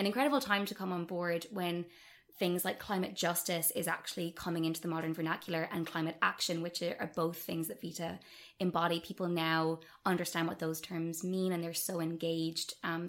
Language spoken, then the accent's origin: English; Munster, Ireland; accent: Dublin; now in Dublin, Ireland; So I'm originally from West Cork, and apologies to all West Cork people for the complete lack of accent and the Dublin twang that I've picked up.